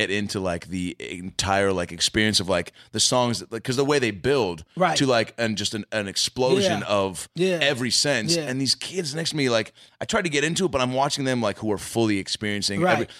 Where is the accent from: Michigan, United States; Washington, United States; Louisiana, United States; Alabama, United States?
Washington, United States; Seattle; I grew up in Seattle during the grunge era, right?